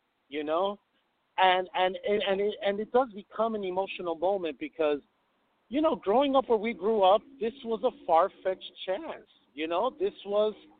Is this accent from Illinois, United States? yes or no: yes; Chicago, Illinois, United States; We both grew up in Chicago